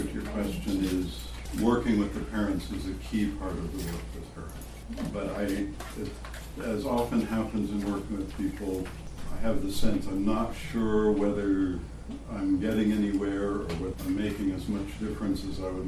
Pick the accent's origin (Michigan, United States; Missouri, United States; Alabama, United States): Missouri, United States; I was born in Missouri